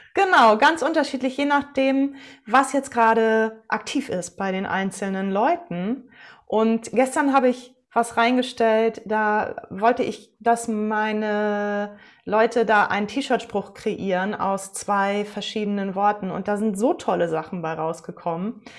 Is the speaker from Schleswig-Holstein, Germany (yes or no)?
yes; Westerland, Schleswig-Holstein, Germany; moved away as an adult; also born or lived in Bamberg / Kiel; ich bin in Westerland auf Sylt zur Welt gekommen und zur Schule gegangen, habe da mein Abitur gemacht